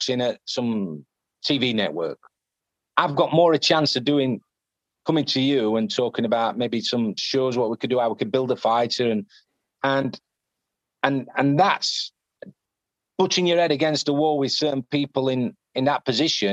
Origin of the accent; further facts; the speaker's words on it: Yorkshire and the Humber, United Kingdom; accent: Yorkshire; my Yorkshire accent